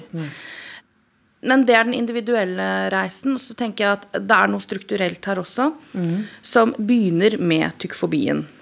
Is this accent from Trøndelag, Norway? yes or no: no; Odal, Innlandet, Norway; jeg er fra Innlandet. Jeg er ja, odøling.